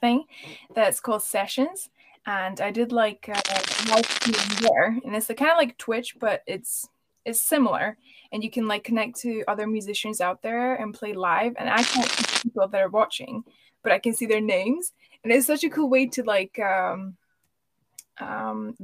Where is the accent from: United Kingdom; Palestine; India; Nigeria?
United Kingdom; Scotland; also born or lived in Hungary; I'm actually Hungarian, but I grew up in Scotland. We moved here when I was 5